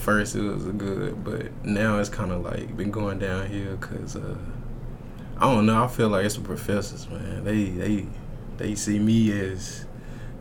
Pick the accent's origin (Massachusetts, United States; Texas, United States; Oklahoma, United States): Texas, United States; Dallas; I'm from Dallas